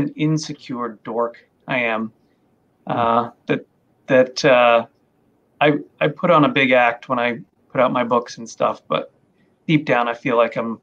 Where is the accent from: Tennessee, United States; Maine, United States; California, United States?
Maine, United States; I grew up in Maine. I'm a Maine boy.